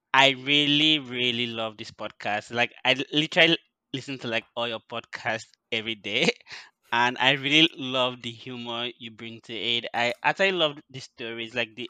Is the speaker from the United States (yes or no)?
no; Odukpani, Cross River, Nigeria; moved away as an adult; also born or lived in Canada; now in Vancouver, Canada; I am from a small village or a small town called Odukpani in Cross River, and I have been in Nigeria for like almost all my life. I recently moved to Canada for my MBA.